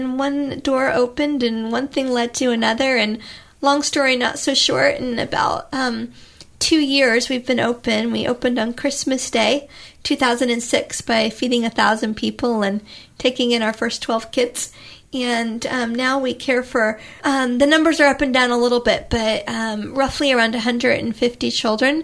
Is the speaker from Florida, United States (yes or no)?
yes; Florida, United States; moved away; I grew up in Florida on the beach